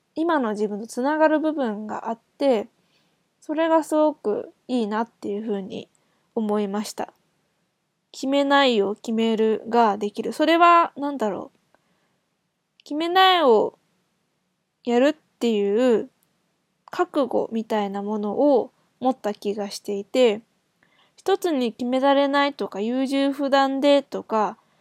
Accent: Japan; 日本人も何人まあ私含めて2人

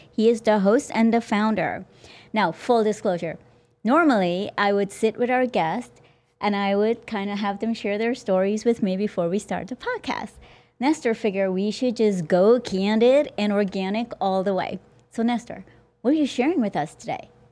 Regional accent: Guyana; moved away; also born or lived in New York City / New Jersey; I'm from Guyana

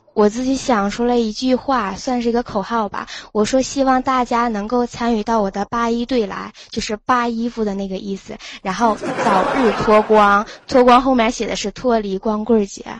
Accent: Liaoning, China; now in Changchun, China; 我家是辽宁的

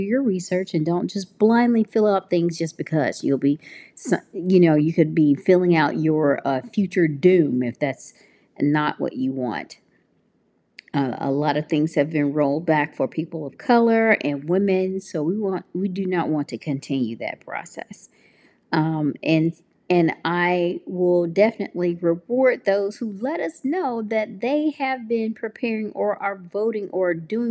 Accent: Tennessee, United States; now in California, United States; I'm from Tennessee. I'm very happy to be living here in California

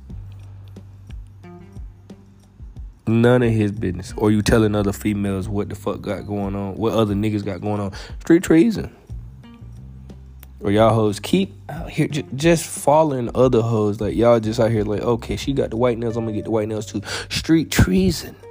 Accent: Alabama, United States; moved away as an adult; also born or lived in Vermont; I'm from Alabama. I went all the way out to Vermont

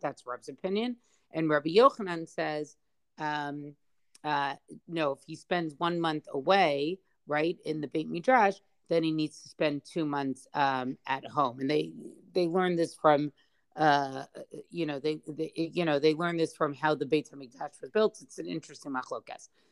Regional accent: United States; I'm speaking as an American

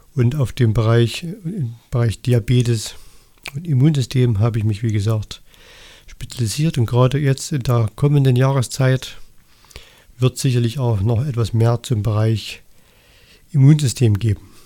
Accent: Annaberg-Buchholz, Saxony, Germany; ich komme aus Annaberg Buchholz im Erzgebirge

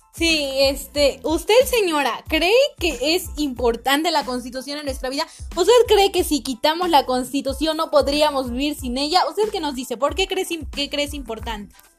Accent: Mexico

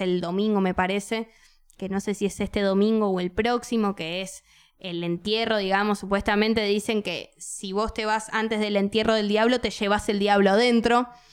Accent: Buenos Aires, Argentina; como buena porteña

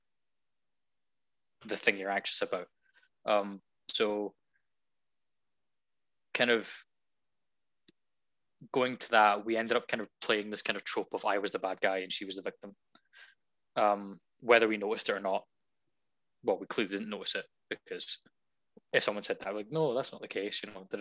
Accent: Scotland, United Kingdom; I'm Scottish.

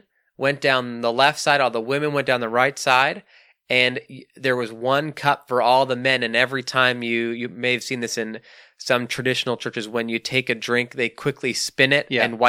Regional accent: Canada; accent: Canadian; Mukattam is how I would pronounce it in my Canadian lazy accent.

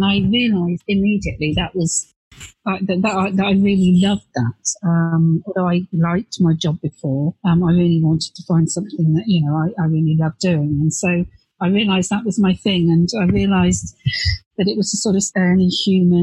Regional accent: Devon, South West England, United Kingdom; now in Bristol, United Kingdom; I actually grew up in Devon in the West Country

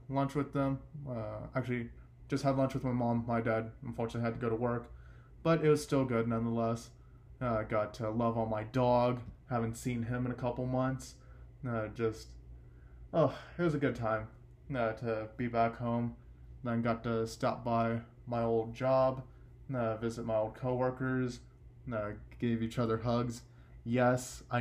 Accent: Texas, United States; in my hometown

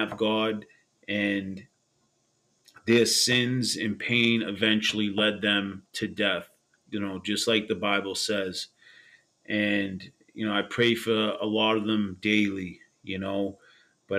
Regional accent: Boston, Massachusetts, United States; I grew up in Old Colony Projects in Boston, Massachusetts

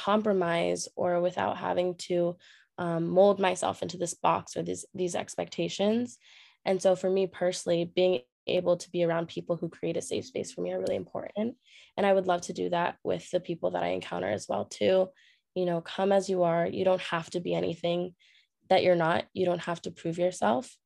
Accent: California, United States; moved away as an adult; now in New York City, United States; I live in New York City, but I'm originally from California

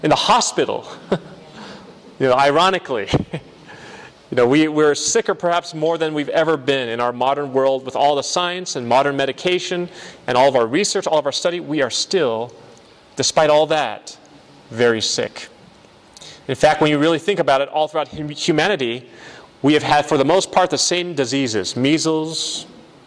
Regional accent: San Bernardino, California, United States; moved away as an adult; now in Michigan, United States; I'm from San Bernardino, Riverside area, and my parents still live there, along with my family.

